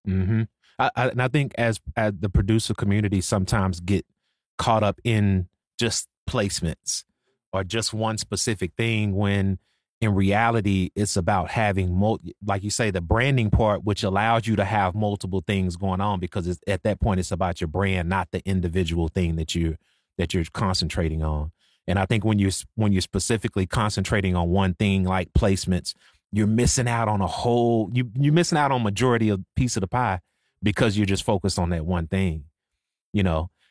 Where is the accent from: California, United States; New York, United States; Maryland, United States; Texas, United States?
Texas, United States; Waco; also born or lived in Dallas, Texas; I'm from Waco. So I'm from Waco, Texas, but I've been in Dallas for since, like, two thousand, two thousand one